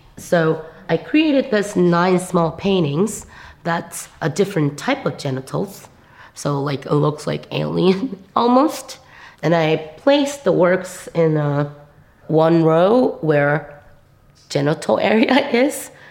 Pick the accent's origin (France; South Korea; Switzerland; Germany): South Korea; English is a second language; moved away as an adult; also born or lived in New York / Chicago; I'm from Korea. I grew up in Korea most of my life